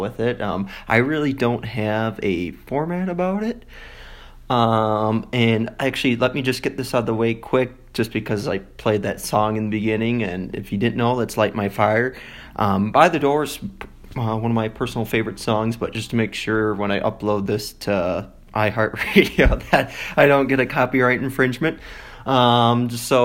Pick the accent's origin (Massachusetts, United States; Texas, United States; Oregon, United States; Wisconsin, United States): Wisconsin, United States; DeForest; moved away as an adult; now in Colorado Springs, United States; I was born in Wisconsin, more specifically DeForest.